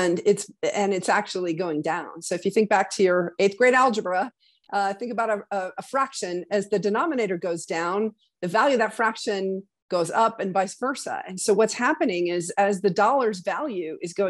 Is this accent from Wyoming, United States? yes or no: yes; Wyoming, United States; my home state of Wyoming